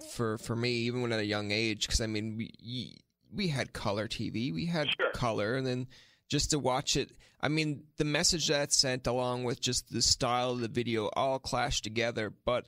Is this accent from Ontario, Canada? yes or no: no; Newfoundland and Labrador, Canada; because as soon as someone told me about that video being a Newfoundlander